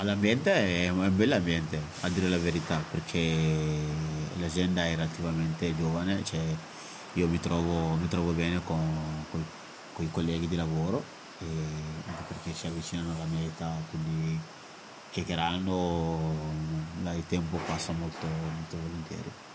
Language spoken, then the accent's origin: Italian; Mali; now in Italy; erano da 11 anni che non tornavo nel mio paese che, che è il Mali